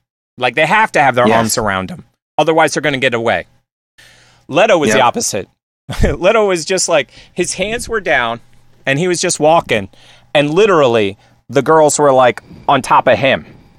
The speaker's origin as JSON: {"language": "English", "region": "Northeast", "country": "United States", "tie": "born or raised there", "said": "I grew up on the East Coast in the Northeast where, like"}